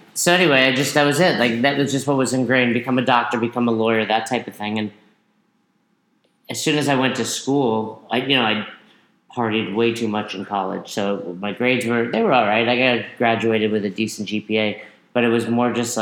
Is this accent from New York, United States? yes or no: yes; Peekskill, New York, United States; I grew up in Peekskill, New York